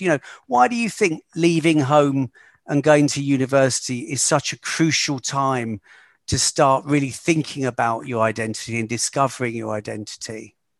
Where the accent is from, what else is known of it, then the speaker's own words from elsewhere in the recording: United Kingdom; moved away as an adult; also born or lived in London; growing up in a small town just outside of London